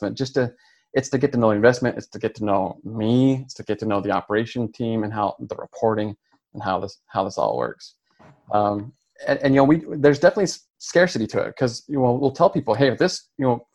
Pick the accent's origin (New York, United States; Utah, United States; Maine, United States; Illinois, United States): Utah, United States; moved away as an adult; now in Texas, United States; We're from Utah. We've been in Texas for about 10 years